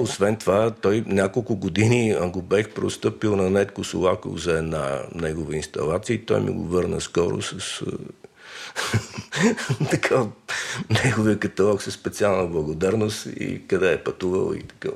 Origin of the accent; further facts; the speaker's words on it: Sofia, Sofia City, Bulgaria; съм роден на Раковска 145